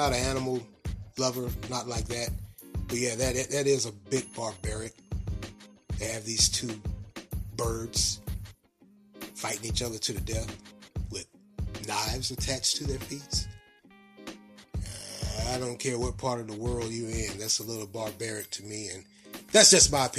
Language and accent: English; Raleigh, North Carolina, United States; now in Durham, United States; I grew up in Raleigh and I left Raleigh in 1992